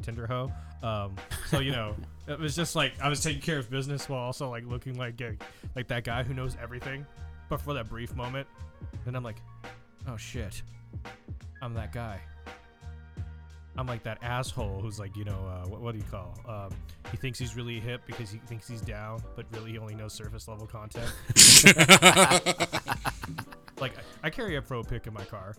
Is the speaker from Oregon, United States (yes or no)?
no; California, United States; I grew up in California